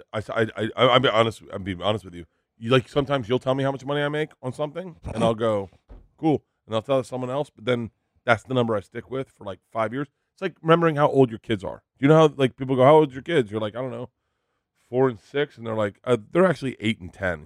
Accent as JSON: {"language": "English", "region": "Florida", "country": "United States", "tie": "born or raised there", "said": "growing up in Florida"}